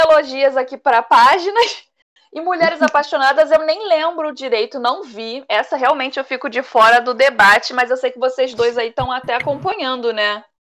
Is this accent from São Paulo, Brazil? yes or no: no; Rio de Janeiro, Brazil; E aqui do grupo, sendo a única carioca, né? Eu passo ali, eu tenho. Eu não sou do Lebon, eu moro na Zona Oeste do Rio